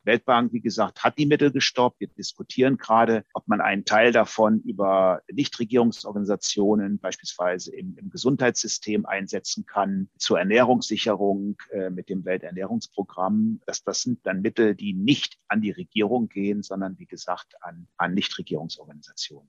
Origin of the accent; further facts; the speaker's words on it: Germany; Wir als Deutsche